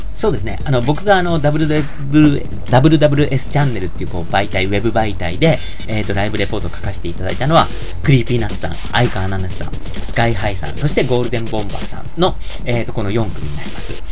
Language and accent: Japanese; Tokyo, Japan; 僕はあのー、一応東京都出身なんですけど、めっちゃ郊外、ローカルなところなんですね。あの、とても東京都とは言えないようなところで、青春時代を過ごしてきた